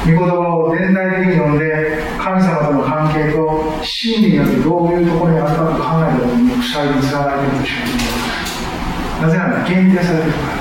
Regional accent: Japan; 日本という私たちが生まれ育った国

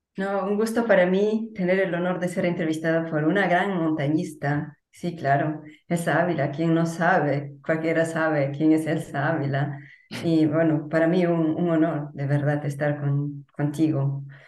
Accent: Peru; el lugar donde nací y pasé los primeros mm, años de mi vida

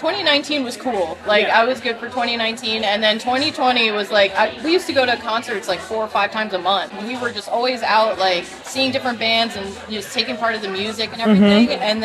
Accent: Stamford, Connecticut, United States; moved away as an adult; now in Austin, United States; I'm originally from Stanford, Connecticut, over on the East Coast, and I visited Austin quite a few times before moving here

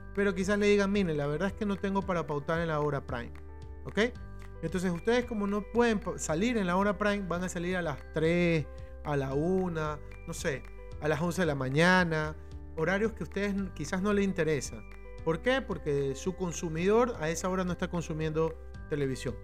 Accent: Ecuador; en mi país, en el Ecuador, en donde me encuentro

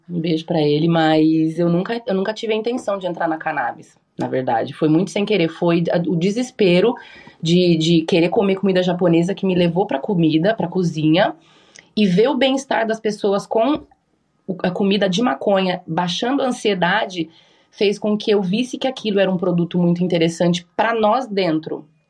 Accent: Brazil; moved away as an adult; also born or lived in Japan; now in Uruguay; eu sou brasileira

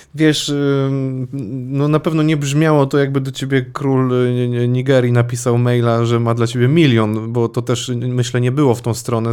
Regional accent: Łódź Voivodeship, Poland; ja też pochodzę gdzieś tam spod Łodzi

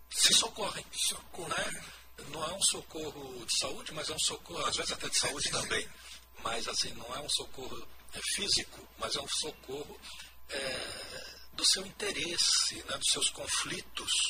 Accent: Campo Grande, Mato Grosso do Sul, Brazil; Eu sou natural aqui de Campo Grande mesmo, sou um dos, dos poucos né, magistrados aqui do Estado, nasci em Campo Grande, de família descendo dos fundadores de Campo Grande, é né, Antônio Pereira e seu filho Antônio Luiz

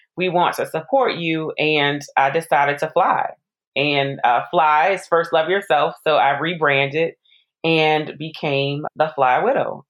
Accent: New Orleans, Louisiana, United States; I'm from New Orleans. I graduated from Xavier University.

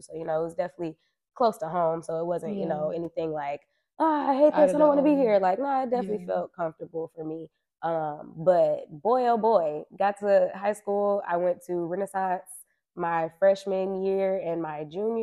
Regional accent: Detroit, Michigan, United States; also born or lived in Pontiac, Michigan; I was born in Pontiac, but definitely raised my whole life in Detroit.

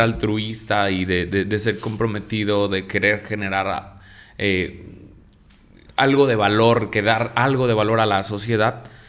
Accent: Mexico; nosotros como mexicanos

